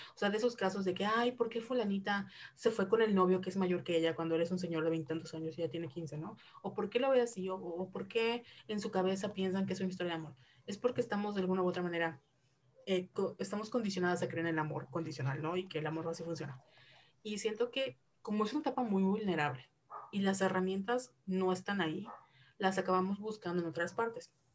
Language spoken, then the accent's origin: Spanish; Mexico; crecimos de alguna u en México, una sociedad reprimida